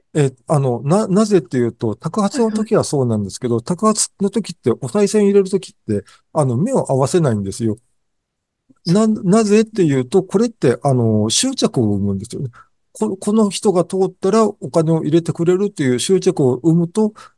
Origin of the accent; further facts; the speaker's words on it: Japan; also born or lived in Gotsu, Shimane; 日本に生まれた